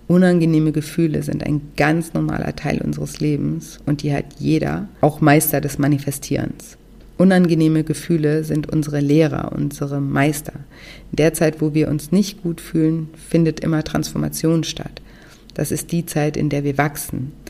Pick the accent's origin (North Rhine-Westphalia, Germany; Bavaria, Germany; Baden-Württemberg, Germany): Baden-Württemberg, Germany; Konstanz; Ich bin zum Beispiel auch vor einigen Jahren wieder nach Konstanz gezogen, meine Heimatstadt, und wollte dort eine Wohnung kaufen.